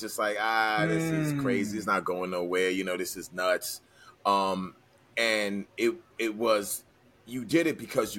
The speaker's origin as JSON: {"language": "English", "town": "New York City", "region": "New York", "country": "United States", "tie": "born or raised there", "said": "growing up in New York City"}